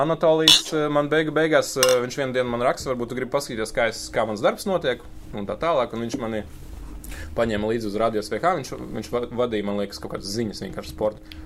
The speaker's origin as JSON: {"language": "Latvian", "country": "Latvia", "tie": "born or raised there", "also_born_or_lived": "Kaunas, Lithuania / Riga, Latvia / Kauguri, Jūrmala, Latvia", "first_language": "Lithuanian", "second_language": "Latvian", "said": "lai gan es dzīvoju Latvijā, es uzskatīju, ka es tomēr esmu no Kaunas."}